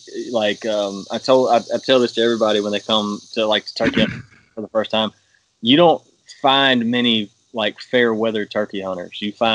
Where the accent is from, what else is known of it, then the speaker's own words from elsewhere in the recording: Mississippi, United States; from Mississippi originally. I grew up probably like half an hour from the Primos headquarters